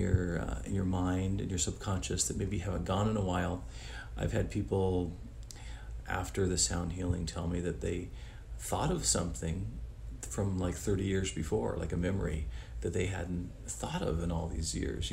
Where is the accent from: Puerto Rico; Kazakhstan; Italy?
Italy; now in United States; I'm originally from Italy, but been in the United States for a long time